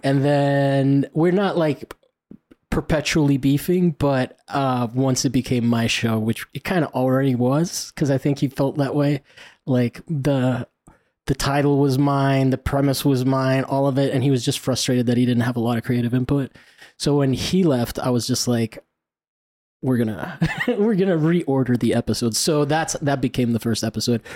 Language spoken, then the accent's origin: English; Italy; moved away; I grew up in Italy